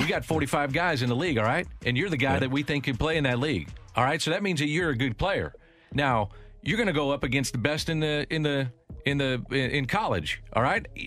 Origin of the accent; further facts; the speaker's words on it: St. Louis, Missouri, United States; I'm from St. Louis